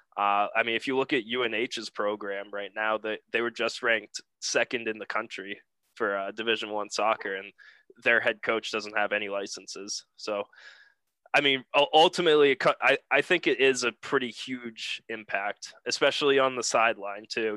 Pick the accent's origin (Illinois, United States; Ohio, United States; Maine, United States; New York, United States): Maine, United States; Southern; I'm from Southern Maine. Grew up in Maine my entire life